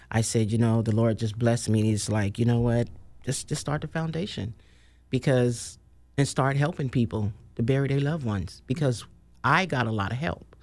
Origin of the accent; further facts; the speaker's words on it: Oakland, California, United States; now in Sacramento, United States; was born and raised in Oakland